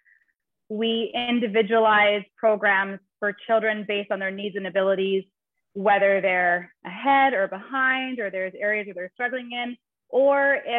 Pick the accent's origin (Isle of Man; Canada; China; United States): Canada; moved away as an adult; now in Nosara, Costa Rica; I'm originally from Canada.